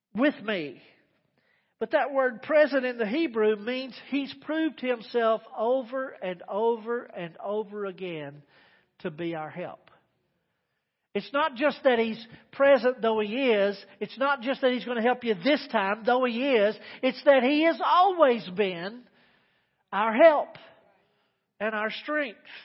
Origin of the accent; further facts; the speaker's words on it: Texas Panhandle, United States; I grew up in Tornado Alley up in the panhandle of Texas